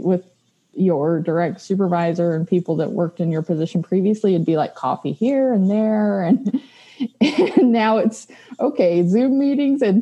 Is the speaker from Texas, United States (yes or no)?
yes; Lamesa, Texas, United States; moved away as an adult; now in Lubbock, United States; I'm a West Texas girl, so I was born and raised in La Mesa, Texas, and I came to the big city to go to school.